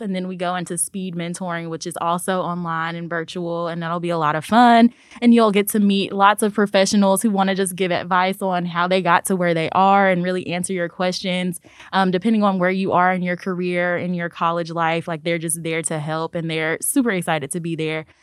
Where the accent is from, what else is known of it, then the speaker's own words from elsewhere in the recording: Memphis, Tennessee, United States; I am a Memphis native